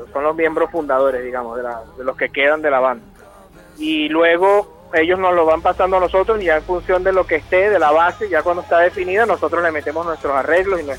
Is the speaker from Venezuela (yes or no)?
yes; Venezuela; yo soy de Venezuela y yo, yo escucho la banda y soy fanático de la banda prácticamente desde que sé que existen